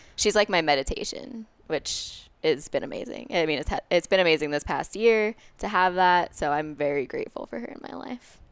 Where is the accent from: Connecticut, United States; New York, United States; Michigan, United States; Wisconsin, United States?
New York, United States; Westchester County; moved away as an adult; also born or lived in Boulder, Colorado; now in Denver, United States; I'm from New York, um, from Westchester County originally, and now I live in Denver